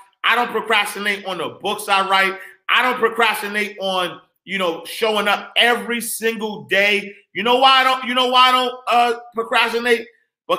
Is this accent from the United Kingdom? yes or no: no; Senegal; By the way, I'm originally from Senegal. Fat shout, Senegal in the building.